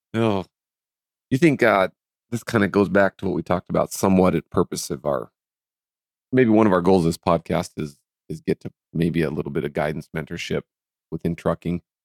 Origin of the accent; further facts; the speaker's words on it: Fairfield, Montana, United States; we grew up in Fairfield, Montana